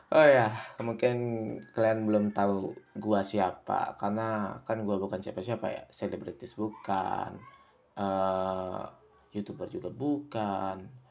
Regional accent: Karangasem Regency, Bali, Indonesia; gua itu dari Bali ya. Dari Bali, tepatnya di Kabupaten Karangasem

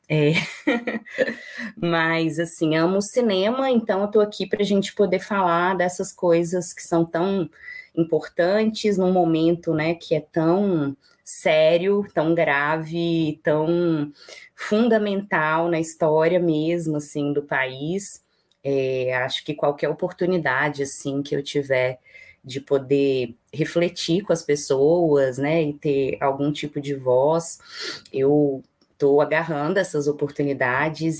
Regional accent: Belo Horizonte, Minas Gerais, Brazil; eu moro em Belo Horizonte, eu sou mineira, Belo Horizontina

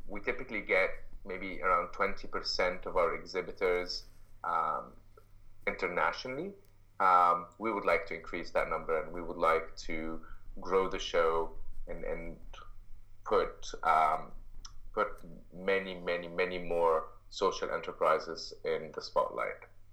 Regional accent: Egypt; moved away as an adult; now in Canada; I'm, I'm originally from Egypt and lived in uh, I uh, was raised in Egypt uh, most of my life

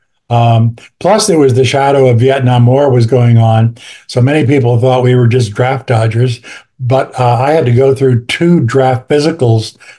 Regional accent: Southern California, United States; moved away as an adult; also born or lived in Anaheim, California / Buena Park, California / Illinois; now in New Orleans, United States; I grew up in Southern California.

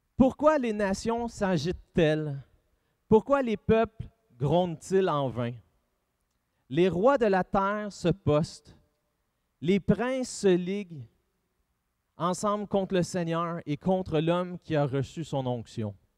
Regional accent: Drummondville, Quebec, Canada

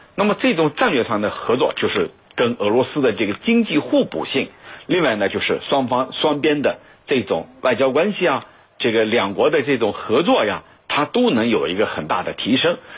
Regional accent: China; 我们中国人有句话叫“打蛇打七寸”

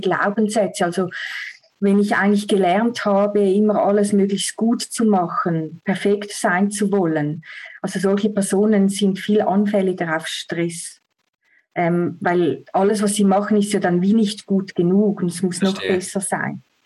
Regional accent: Switzerland; Ich komme aus der Schweiz

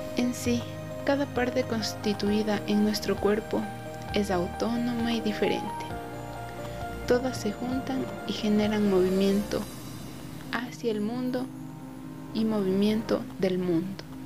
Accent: Tabacundo, Pichincha, Ecuador; Tengo 19 años y soy de Tabacundo

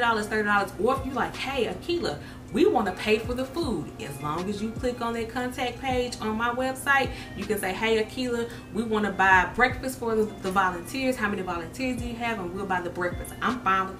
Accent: Jonestown, Mississippi, United States; my hometown, Jonestown, Mississippi

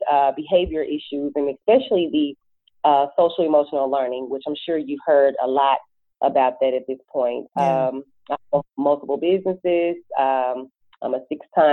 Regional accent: Memphis, Tennessee, United States; moved away as an adult; now in Atlanta, United States; I am from Memphis, Tennessee, originally. I have lived in ATL long enough to be an AT alien at this point.

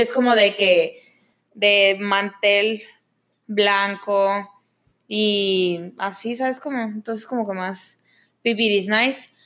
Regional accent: Mexico; now in Canada

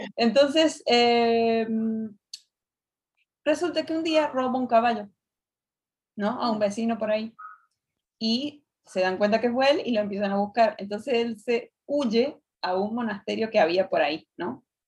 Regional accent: Argentina; de Argentina

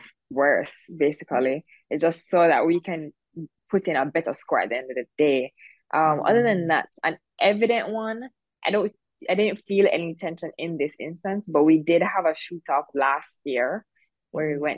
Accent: Jamaica; I'm kind of known as like, oh, I'm the girl from Jamaica

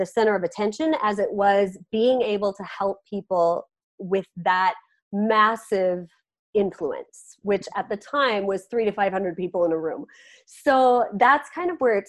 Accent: Carrington, North Dakota, United States; also born or lived in Fargo, North Dakota; I grew up in Carrington, North Dakota

